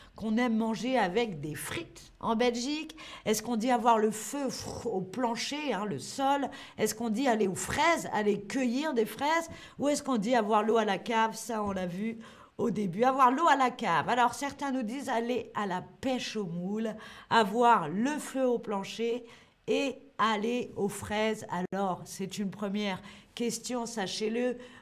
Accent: Paris, Île-de-France, France; now in Germany; je suis de Paris

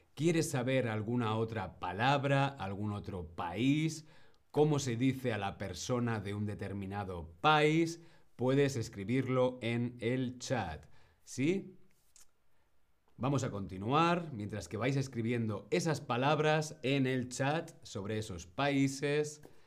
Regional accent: Spain; Mi nacionalidad es español. Yo soy español.

